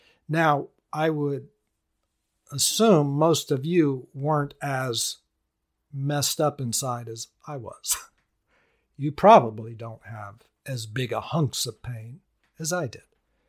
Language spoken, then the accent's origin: English; India; now in United States; Pretty interesting, and I grew up there. Grew up in India. Wow. That's a blessing. Growing up in India, to me, is a blessing.